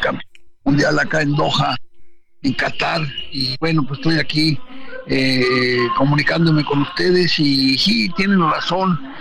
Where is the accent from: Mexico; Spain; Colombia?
Mexico; nuestro país